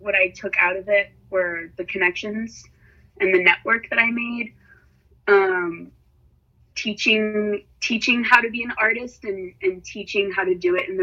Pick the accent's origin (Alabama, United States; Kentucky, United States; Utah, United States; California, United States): California, United States; San Francisco; also born or lived in Miami, Florida; she put my sister and I in a French immersion school here in San Francisco, starting in kindergarten. And I was there all the way up until high school.